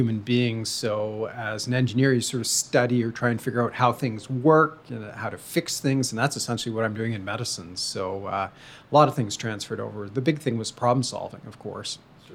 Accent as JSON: {"language": "English", "town": "Belleville", "region": "Ontario", "country": "Canada", "tie": "born or raised there", "also_born_or_lived": "Kingston, Ontario", "said": "I grew up in Eastern Ontario"}